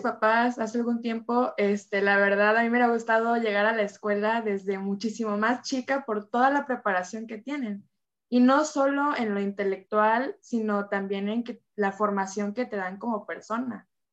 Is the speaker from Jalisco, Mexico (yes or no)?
no; Veracruz, Mexico; now in Villahermosa, Mexico; yo soy de Veracruz y cuando me vine a Villahermosa